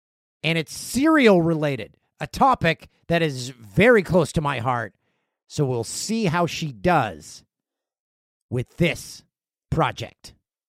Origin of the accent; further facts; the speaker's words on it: Canada; How, mm-hmm. if you go to an Olympics as a Canadian, you need to go to it.